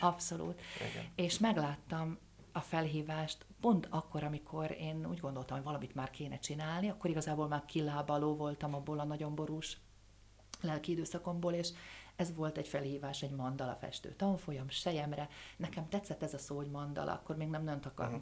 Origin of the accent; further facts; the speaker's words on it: Dunajská Streda, Trnava Region, Slovakia; also born or lived in Prešov, Slovakia; valóban a Szerdahely az én szülővárosom, de eperjesen éltem le a, a fiatal éveimet